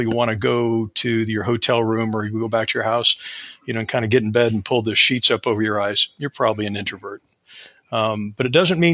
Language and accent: English; Ohio, United States; I am from the north part of the United States in a state called Ohio